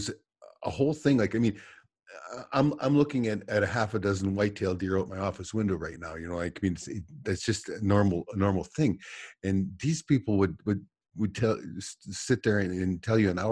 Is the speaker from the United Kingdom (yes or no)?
no; Alberta, Canada; I'm from Alberta